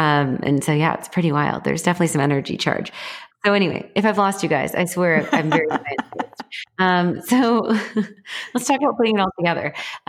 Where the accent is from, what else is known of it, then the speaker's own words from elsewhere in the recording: Texas, United States; I'm a Texan who has gun cases and the only things in the gun cases are crystals.